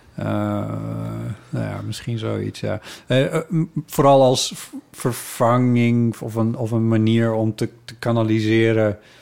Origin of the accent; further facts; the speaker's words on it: Friesland, Netherlands; moved away; waar ik opgegroeid ben, dat het daar Ivige Leerne heet